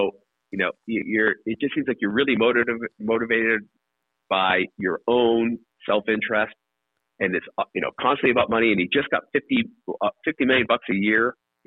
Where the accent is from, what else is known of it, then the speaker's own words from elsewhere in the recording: New England, United States; growing up in New England, it was Red Sox games.